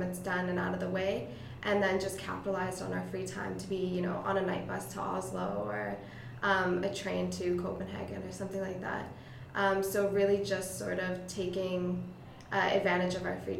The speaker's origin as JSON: {"language": "English", "country": "Canada", "said": "as a Canadian student"}